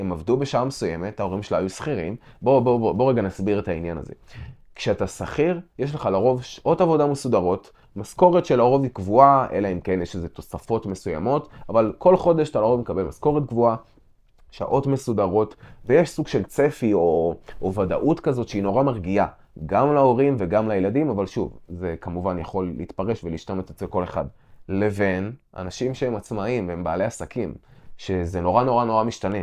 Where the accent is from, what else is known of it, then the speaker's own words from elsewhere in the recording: Israel; גדלתי במושב